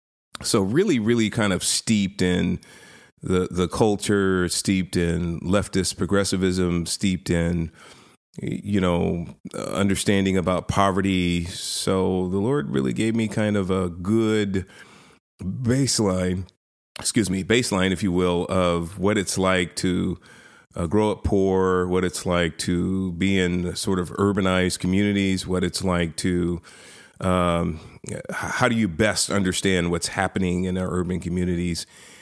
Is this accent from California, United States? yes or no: yes; San Francisco, California, United States; So my background, I was born and raised in inner city San Francisco. I was born in the Hunters Point projects, project housing up there.